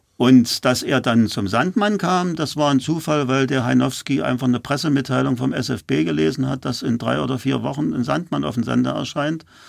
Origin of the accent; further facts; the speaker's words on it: Halle, Saxony-Anhalt, Germany; also born or lived in Weißenfels; now in Berlin, Germany; Ich stamme aus Halle, bin dann nach Berlin gekommen